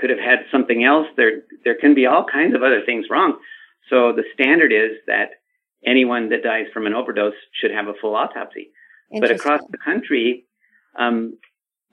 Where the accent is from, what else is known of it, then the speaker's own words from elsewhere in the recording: Los Angeles, California, United States; I grew up in Los Angeles